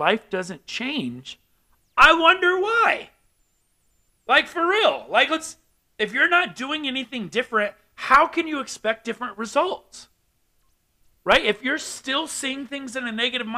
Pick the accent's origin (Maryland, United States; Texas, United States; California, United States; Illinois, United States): California, United States; now in Albuquerque, United States; I'm from California, so we say